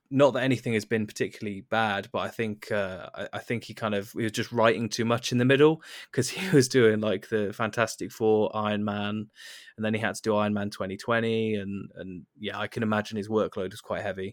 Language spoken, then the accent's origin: English; United Kingdom; being a British person